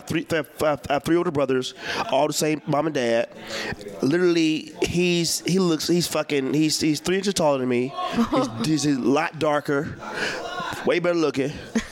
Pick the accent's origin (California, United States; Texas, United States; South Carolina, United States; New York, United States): South Carolina, United States; moved away; I'm from South Carolina, so I do a lot of jokes about how I hate going home to the South.